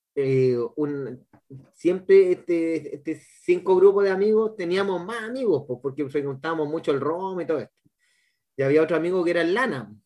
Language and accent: Spanish; Santiago, Santiago Metropolitan Region, Chile; moved away as an adult; now in Valparaíso, Chile; yo vengo de Santiago y vine a estudiar acá a, región, para pues, Valparaíso